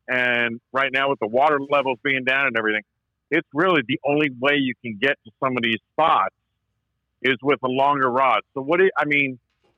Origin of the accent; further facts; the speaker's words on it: Maine, United States; now in Virginia, United States; I grew up in Maine